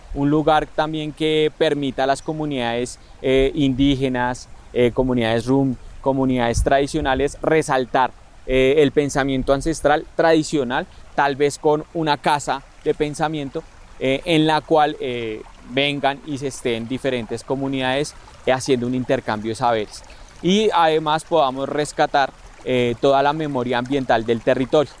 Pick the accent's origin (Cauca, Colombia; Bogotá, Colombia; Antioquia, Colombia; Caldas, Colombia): Bogotá, Colombia; soy habitante de toda la vida de Usme